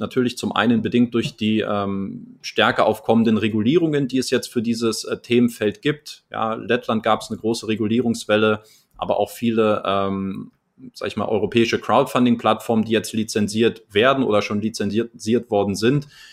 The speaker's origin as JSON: {"language": "German", "country": "Germany", "moved": "yes", "lives_now": "Crete, Greece", "said": "als Deutscher"}